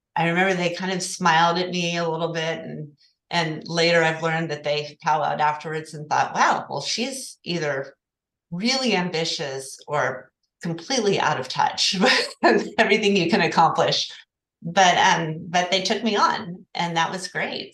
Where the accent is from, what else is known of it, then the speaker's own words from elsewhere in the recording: Oklahoma City, Oklahoma, United States; moved away as an adult; now in Santa Barbara, United States; I'm originally from Oklahoma City